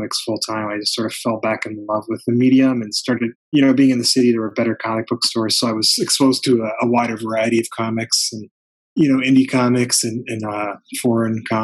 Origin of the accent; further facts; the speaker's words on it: Canada; now in Toronto, Canada; I grew up in Canada, in rural Canada, in a really small farming community.